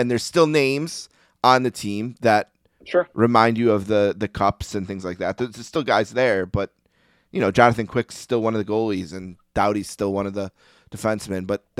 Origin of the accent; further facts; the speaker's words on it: Buffalo, New York, United States; I'm from Buffalo.